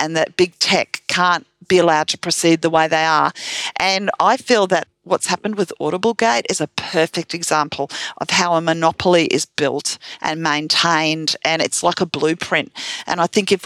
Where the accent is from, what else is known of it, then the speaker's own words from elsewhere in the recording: Australia; I'm an Australian